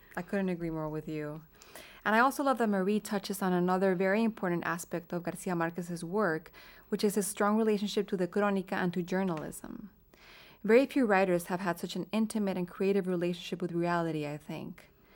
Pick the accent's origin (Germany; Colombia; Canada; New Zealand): Colombia; Bogotá; moved away; we grew up in Bogota, Colombia, and as Colombian students